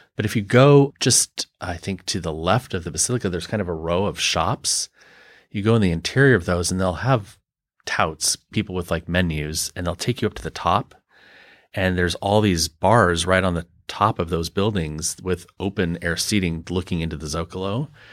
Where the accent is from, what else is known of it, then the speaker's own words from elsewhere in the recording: United States; as an American